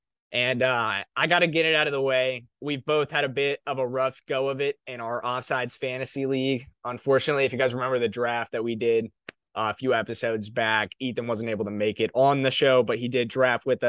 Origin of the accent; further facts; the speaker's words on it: Missouri, United States; we were both from Missouri